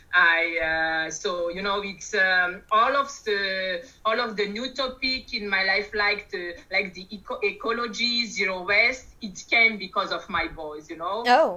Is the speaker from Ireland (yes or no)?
no; Madagascar; moved away as an adult; now in France; I'm from Madagascar, as I as I said by …, and arrived in France, let's say, for for almost 20 years now